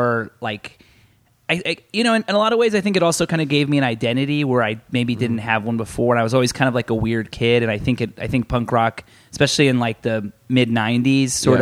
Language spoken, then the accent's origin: English; Central Florida, United States; moved away as an adult; also born or lived in New York; I grew up in Central Florida